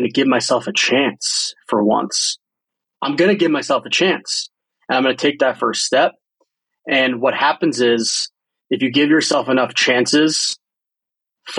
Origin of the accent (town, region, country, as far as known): New Jersey, United States; born or raised there; moved away as an adult; also born or lived in San Francisco